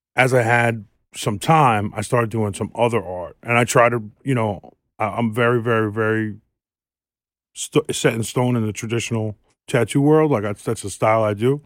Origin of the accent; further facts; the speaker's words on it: New York City, New York, United States; I'm from South Queens